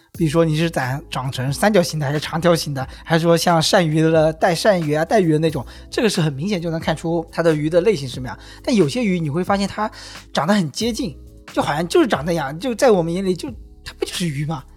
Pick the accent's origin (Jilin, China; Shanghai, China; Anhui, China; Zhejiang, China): Zhejiang, China; Wenzhou; now in Hangzhou, China; 就是我们温州人很熟悉的